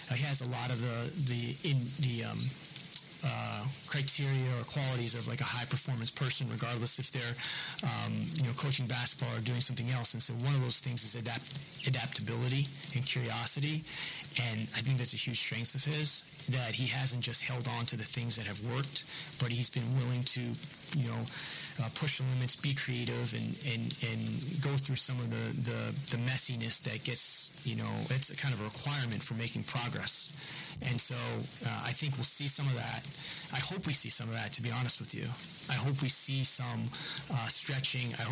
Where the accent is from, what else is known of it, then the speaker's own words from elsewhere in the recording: New England, United States; now in Oklahoma City, United States; you guys know I'm from New England